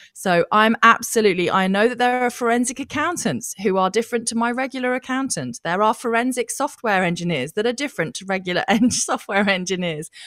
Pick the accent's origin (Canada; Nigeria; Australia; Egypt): Australia